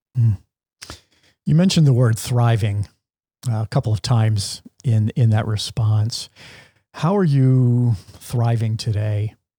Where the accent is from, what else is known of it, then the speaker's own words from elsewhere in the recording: Pennsylvania, United States; I'm from Pennsylvania